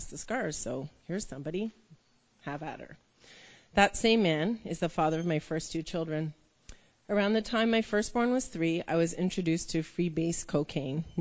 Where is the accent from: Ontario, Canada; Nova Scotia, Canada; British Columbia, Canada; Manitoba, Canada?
Ontario, Canada; Toronto; I was born in Toronto. I was raised by a mother